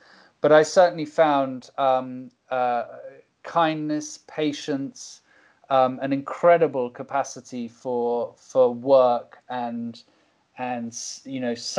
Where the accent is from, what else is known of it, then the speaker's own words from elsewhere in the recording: Cuba; I think, you know, growing up in Cuba is a constant process of opening your eyes more and more